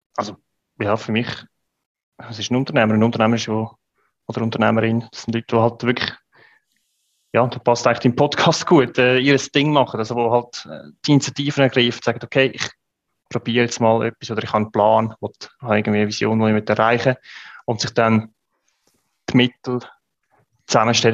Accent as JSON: {"language": "German", "country": "Switzerland", "said": "als Schweizer"}